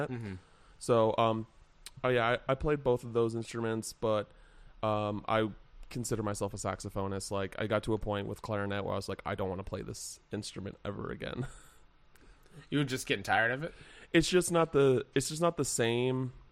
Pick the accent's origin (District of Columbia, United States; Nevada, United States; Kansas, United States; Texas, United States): Kansas, United States; Wichita; also born or lived in England; and my dad's from Kansas, so uh, we moved like to Kansas, uh, Wichita, Kansas, when